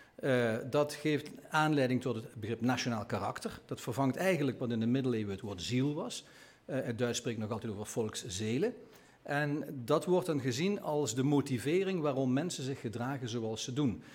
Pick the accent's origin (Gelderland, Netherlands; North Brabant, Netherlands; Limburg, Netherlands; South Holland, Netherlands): Limburg, Netherlands; als Limburger